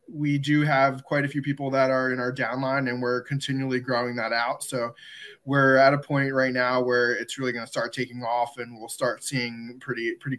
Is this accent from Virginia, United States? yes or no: no; New Jersey, United States; also born or lived in Neptune, New Jersey; I am from New Jersey. I live in Neptune, New Jersey, where it's right next to Asbury Park